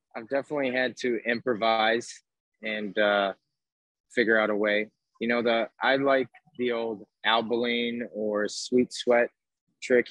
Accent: Chicago, Illinois, United States; I'm from Chicago

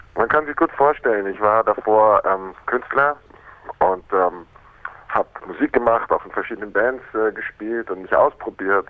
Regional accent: Munich, Bavaria, Germany; also born or lived in Miami, United States / Berlin; die haben sich in München kennengelernt und da bin ich quasi geboren und aufgewachsen in die Schule gegangen

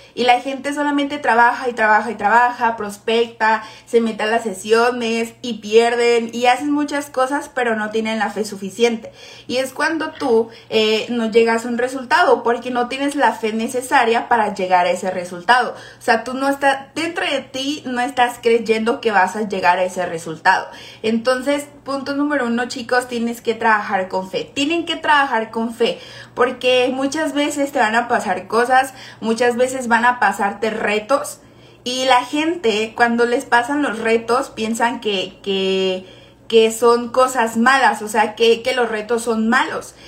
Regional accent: Guadalajara, Jalisco, Mexico; yo soy de Guadalajara

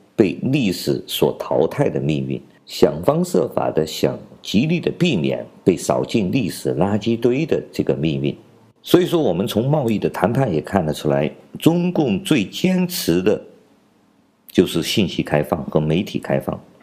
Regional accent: China; 我们中国人

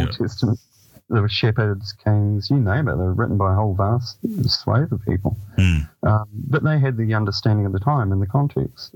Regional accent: Dunedin, Otago, New Zealand; the house I grew up on in Saddle Hill in Dunedin.

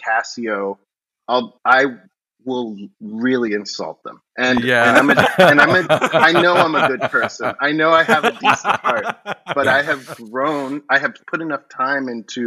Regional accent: Miami, Florida, United States; I grew up in Florida in Miami

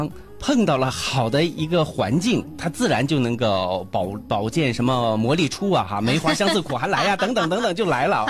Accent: Hulunbuir, Inner Mongolia, China; now in Weihai, China; 我们都是来自于内蒙古的呼伦贝尔大草原，

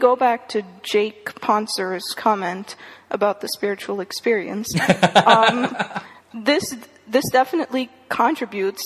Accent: India; moved away; I grew up in India. I read the entire series when I was in India

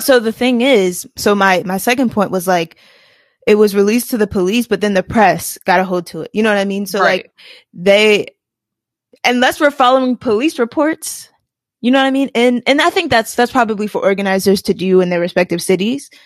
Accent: Washington, District of Columbia, United States; In DC, my hometown, my hometown

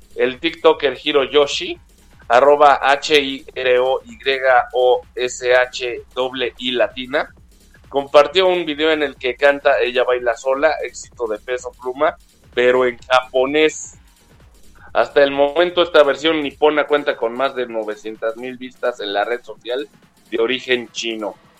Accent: Mexico; cuando decimos que somos de México

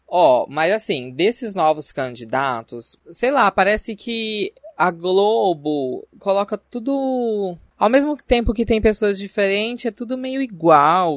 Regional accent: Barretos, São Paulo, Brazil; moved away as an adult; now in São José do Rio Preto, Brazil; sou natural de Barretos, terra do peão, mas moro em São José do Rio Preto já faz 8 anos

